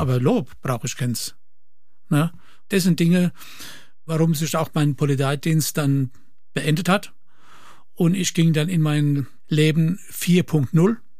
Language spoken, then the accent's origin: German; Kirchheimbolanden, Rhineland-Palatinate, Germany; bei uns in Kirchenboland eine Firma, KKK und dort habe ich Dreher gelernt